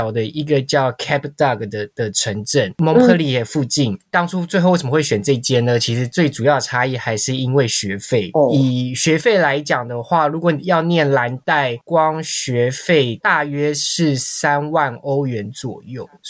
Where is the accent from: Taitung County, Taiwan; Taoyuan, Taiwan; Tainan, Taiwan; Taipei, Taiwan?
Taipei, Taiwan; 然后因为我是台北人，我就觉得那我花一百多万再来住另外一个都市，不如去南法体验看看法国的乡村生活。